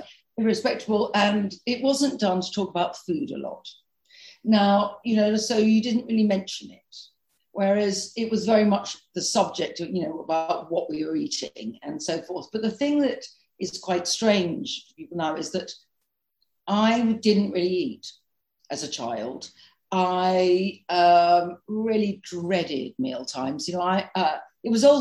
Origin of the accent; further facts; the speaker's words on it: London, United Kingdom; I grew up in London, really central London.